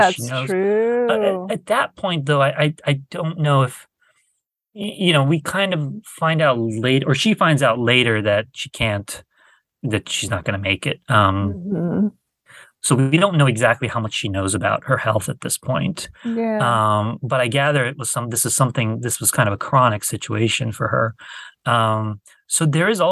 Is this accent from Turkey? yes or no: yes; Turkey; I'm from Turkey